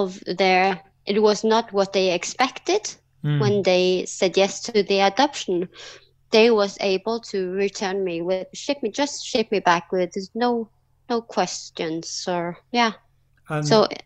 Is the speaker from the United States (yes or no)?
no; Norway; also born or lived in South Korea; I came to Norway when I was 5 months old. I was adopted from Korea.